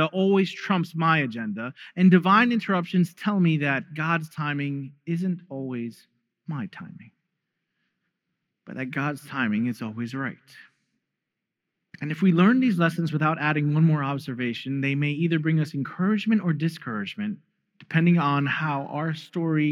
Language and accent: English; New York, United States; Growing up in New York